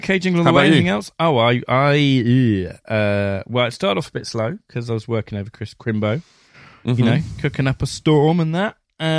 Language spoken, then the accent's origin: English; Plymouth, South West England, United Kingdom; Hey, I'm from Plymouth.